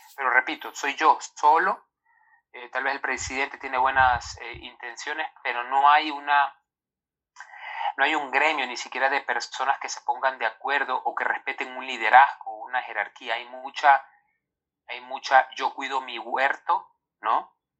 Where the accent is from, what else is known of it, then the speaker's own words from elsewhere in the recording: Ecuador; nosotros los ecuatorianos